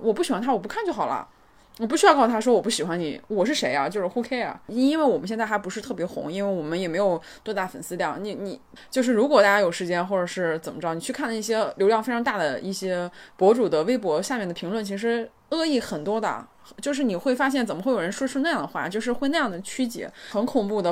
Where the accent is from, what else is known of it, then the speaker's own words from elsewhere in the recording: China; 我作为一个中国女性